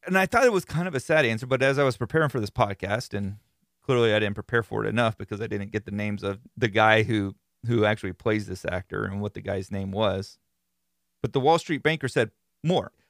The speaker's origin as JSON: {"language": "English", "region": "Florida", "country": "United States", "said": "I am from Florida"}